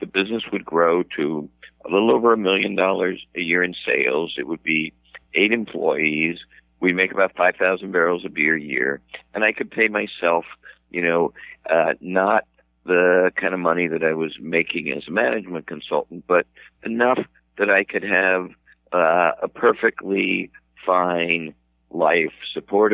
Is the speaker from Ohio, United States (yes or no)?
yes; Cincinnati, Ohio, United States; now in Boston, United States; I'm from the Midwest, I didn't always live in Boston. I grew up in Ohio